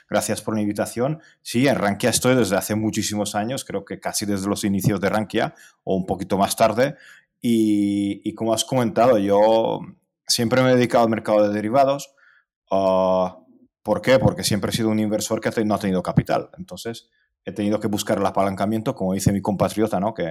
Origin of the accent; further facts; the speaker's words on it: Hungary; now in Spain; no llegué en patera porque vengo de Hungría y en Hungría no se puede llegar a España en patera.